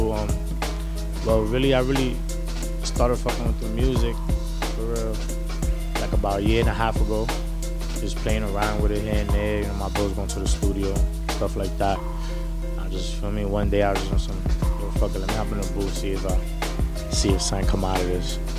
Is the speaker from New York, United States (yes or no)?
yes; New York City, New York, United States; I'm from Harlem, New York.